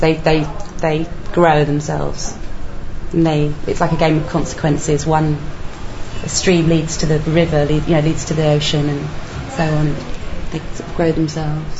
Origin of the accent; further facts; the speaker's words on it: India; moved away; when I was growing up in India